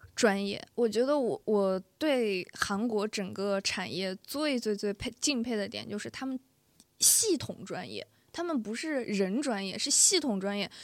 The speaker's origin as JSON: {"language": "Chinese", "town": "Xi'an", "region": "Shaanxi", "country": "China", "moved": "yes", "said": "我是西安人嘛"}